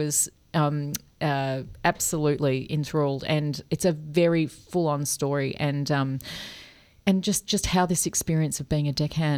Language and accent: English; Doncaster, Victoria, Australia; I remember I grew up in Doncaster and there was frost everywhere.